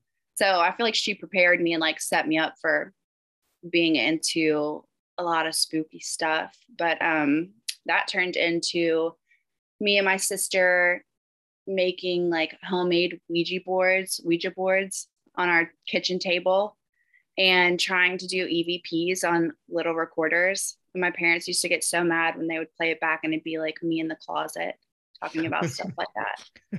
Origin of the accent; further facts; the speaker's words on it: the South, United States; And I do still say y'all, and I feel like maybe that's the only way you would know I was from the South.